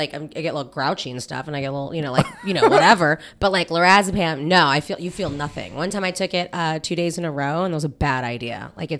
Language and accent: English; United States; I hate us Americans when we're in other countries.